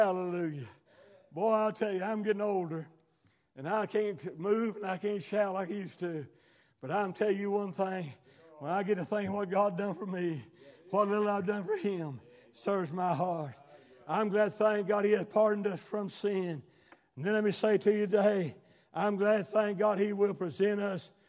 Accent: United States; I was born in America

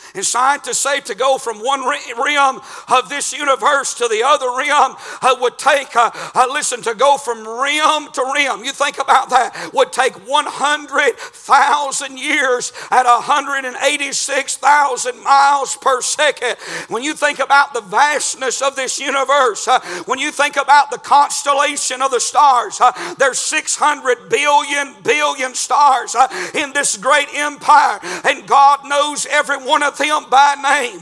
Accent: United States; I'm from Murray County

